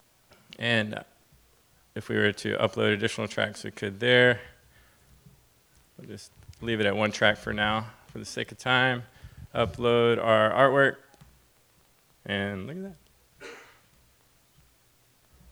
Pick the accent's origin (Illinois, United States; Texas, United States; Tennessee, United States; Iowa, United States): Tennessee, United States; Nashville; I'm from Nashville